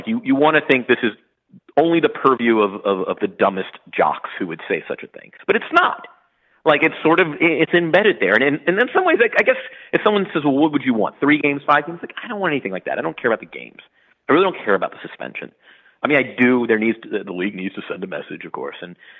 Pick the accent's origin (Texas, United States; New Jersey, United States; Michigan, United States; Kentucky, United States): Kentucky, United States; Louisville; I grew up in Louisville.